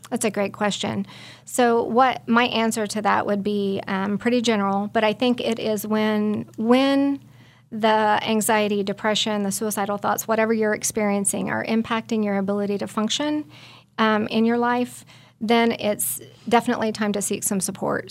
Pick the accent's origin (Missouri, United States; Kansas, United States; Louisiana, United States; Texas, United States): Kansas, United States; Belle Plaine; I'm from Belle Plaine, Kansas